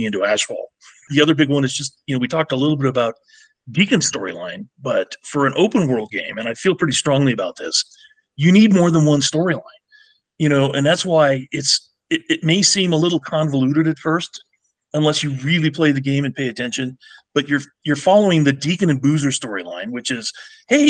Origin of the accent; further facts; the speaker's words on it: Medford, Oregon, United States; When I grew up in Southern Oregon in Medford